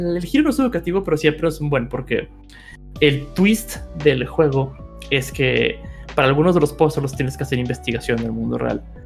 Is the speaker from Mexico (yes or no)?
yes; Mexico; viviendo y creciendo en México